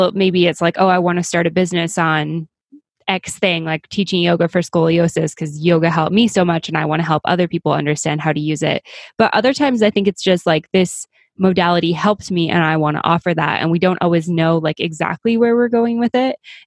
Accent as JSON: {"language": "English", "country": "Canada", "said": "I'm Canadian"}